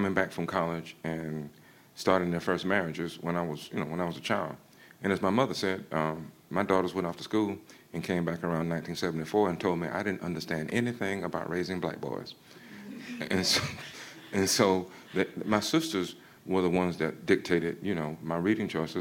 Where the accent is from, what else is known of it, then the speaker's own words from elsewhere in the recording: Georgia, United States; moved away as an adult; now in United Kingdom; back home in Georgia, I felt like an outsider all the time